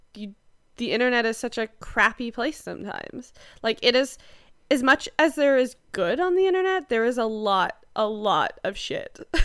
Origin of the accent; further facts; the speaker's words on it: Canada; we're Canadian